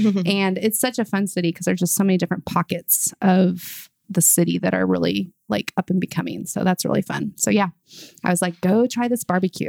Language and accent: English; Nebraska, United States; moved away as an adult; also born or lived in Texas / Kansas City; now in Oklahoma, United States; I was born in Nebraska and now I'm living in Oklahoma. So that's kind of a sin in its own manner because I was raised as a Husker and I'm living in Sooner, like Boomer Sooner land right now.